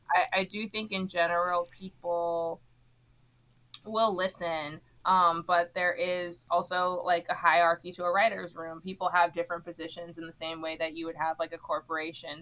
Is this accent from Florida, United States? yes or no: yes; Miami, Florida, United States; moved away as an adult; also born or lived in Philadelphia, Pennsylvania; I'm from Miami, Florida